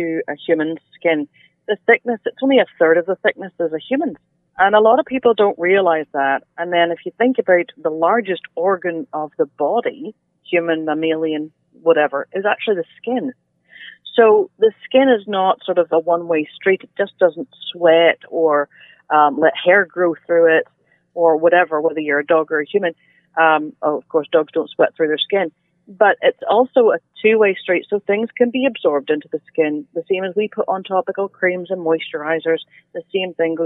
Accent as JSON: {"language": "English", "region": "Northern Ireland", "country": "United Kingdom", "also_born_or_lived": "Alberta, Canada", "moved": "as an adult", "lives_now": "Nova Scotia, Canada", "said": "I'm originally from Northern Ireland, relocated to Alberta for 10 and a half years, and now in Nova Scotia for the past 10 years. So I've had half my life on both sides of the pond"}